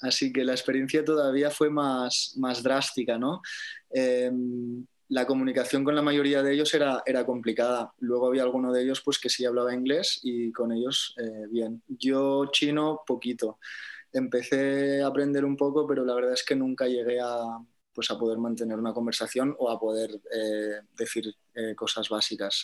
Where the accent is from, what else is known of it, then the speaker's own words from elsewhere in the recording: Barcelona, Catalonia, Spain; moved away as an adult; now in Tenerife, Spain; es mi ciudad natal